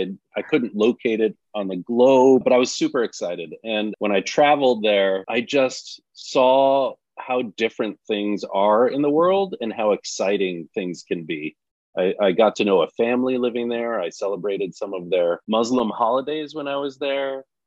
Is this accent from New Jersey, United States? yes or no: no; Wilton, Connecticut, United States; moved away as an adult; I was born and raised in Connecticut, in the town of Wilton. I lived there for all of my childhood up until going off into college.